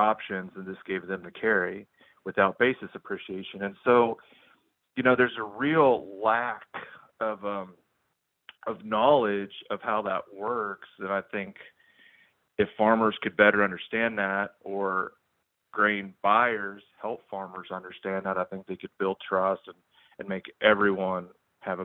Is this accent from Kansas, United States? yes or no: yes; Kansas, United States; I'm from Kansas